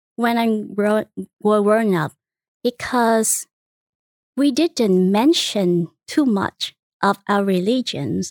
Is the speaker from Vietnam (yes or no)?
yes; Vietnam; English is a second language; moved away as an adult; now in Houston, United States; I was born and raised in Vietnam